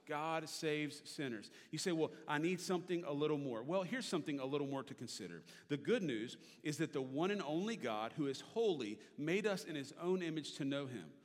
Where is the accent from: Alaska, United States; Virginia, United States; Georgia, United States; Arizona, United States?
Virginia, United States; Richmond; I grew up in Richmond, Virginia